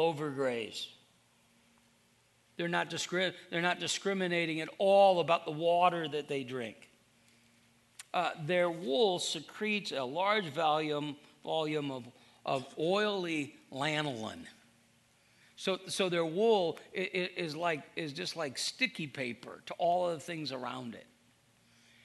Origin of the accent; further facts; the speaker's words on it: Iowa, United States; I'm from Iowa